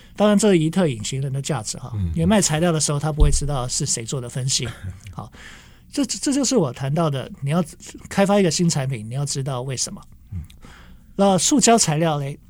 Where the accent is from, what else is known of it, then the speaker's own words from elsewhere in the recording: Kaohsiung, Taiwan; 因为我来自高雄哈